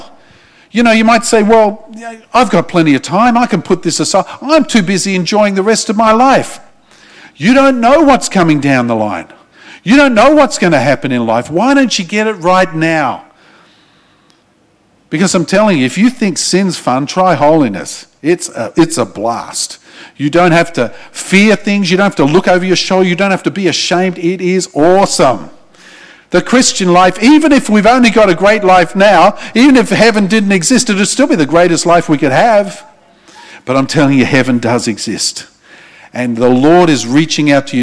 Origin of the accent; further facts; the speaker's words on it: Australia; I'm an Australian